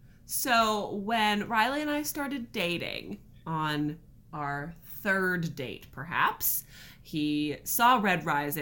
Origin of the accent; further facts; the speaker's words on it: Canada; And we are a couple from Canada who loves to read.